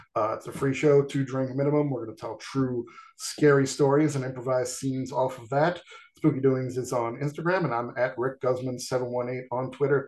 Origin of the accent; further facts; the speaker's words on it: New York, United States; growing up in New York